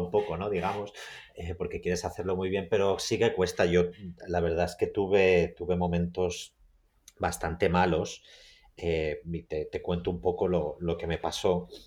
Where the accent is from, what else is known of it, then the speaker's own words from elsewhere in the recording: Mallorca, Balearic Islands, Spain; moved away as an adult; also born or lived in Cincinnati, United States; now in New York, United States; yo crecí en, en Mallorca, en una isla donde había muy pocas posibilidades